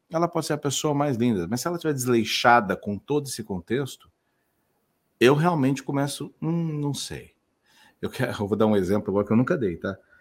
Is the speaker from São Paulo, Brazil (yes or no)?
yes; Sertãozinho, São Paulo, Brazil; now in Florianópolis, Brazil; Eu sou interior ah. de é. São Paulo, sou nascido em Sertãozinho, lá de Ribeirão Preto, mas estou em Floripa